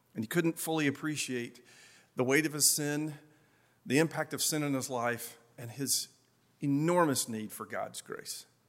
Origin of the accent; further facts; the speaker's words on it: Appalachia, United States; accent: Appalachian; my Appalachian accent really comes out